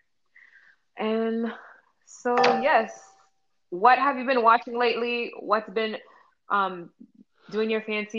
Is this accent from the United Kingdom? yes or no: no; Pétionville, Ouest, Haiti; moved away; growing up in Pétionville was interesting